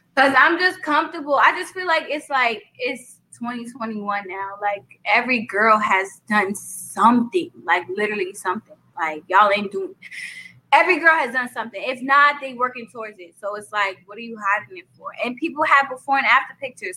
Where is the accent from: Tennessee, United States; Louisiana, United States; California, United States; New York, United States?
New York, United States; accent: New York; I'm from New York, Brooklyn at that.